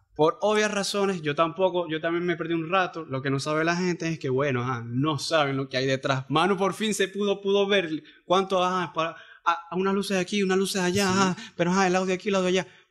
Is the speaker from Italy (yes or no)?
no; Cabimas, Zulia, Venezuela; now in Maracaibo, Venezuela; yo soy de Cabima, yo, el, trabajo me salió aquí y aquí estoy